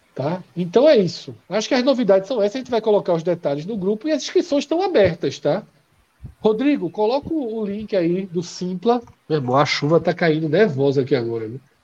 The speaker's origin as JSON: {"language": "Portuguese", "town": "Olinda", "region": "Pernambuco", "country": "Brazil", "said": "a gente vem de Olinda"}